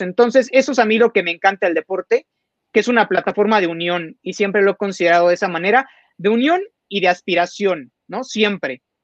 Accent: Mexico; tenemos que estar muy orgullosos como mexicanos

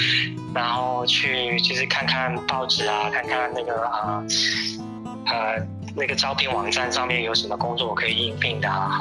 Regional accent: Guangdong, China; 虽然我是一个广东人，我常常去饮茶

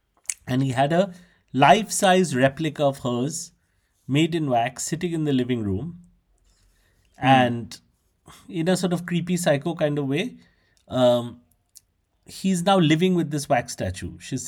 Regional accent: Jammu, Jammu and Kashmir, India; Oh, you're also from Jammu. Yeah, I'm from Jammu also.

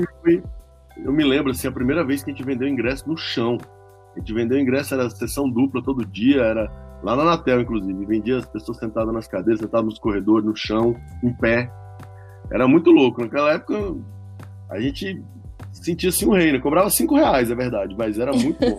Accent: Brasília, Federal District, Brazil; also born or lived in São Paulo; A gente cresceu em Brasília

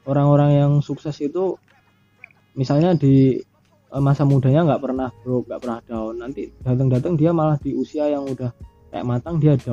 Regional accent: Riau, Indonesia; misalnya kita dari kecil kita hidup di Riau misalnya kayak aku di sana pasti aku punya trauma-trauma kecil

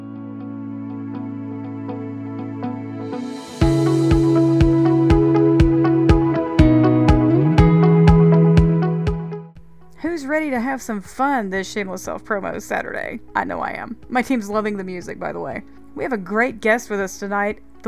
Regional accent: North Carolina, United States; my home state of North Carolina

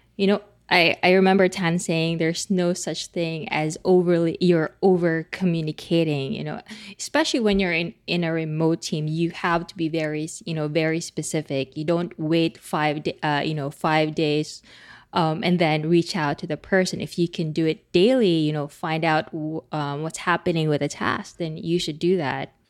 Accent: Philippines; English is a second language; speaking as a Filipino

